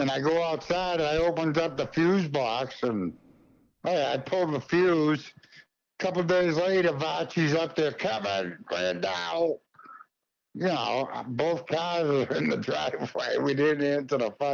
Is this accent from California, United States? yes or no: no; Westminster, Massachusetts, United States; moved away as an adult; also born or lived in Ashburnham, Massachusetts / Nashua, New Hampshire / Lunenburg, Massachusetts / Littleton, Massachusetts; now in Montana, United States; I'm from northern Worcester County. From the fucking boondocks, man. I grew up in Westminster, went to high school in Ashburnham